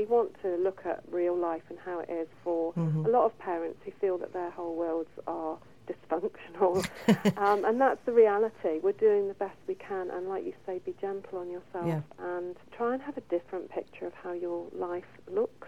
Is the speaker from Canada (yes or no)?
no; England, United Kingdom; I'm English.